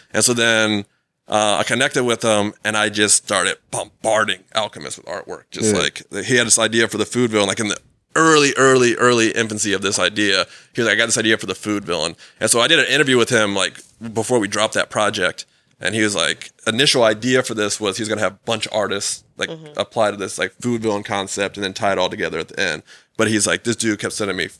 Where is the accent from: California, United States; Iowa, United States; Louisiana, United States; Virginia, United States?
Virginia, United States; Dale City; now in Fairfax, United States; I grew up in Dale City. I live in Fairfax now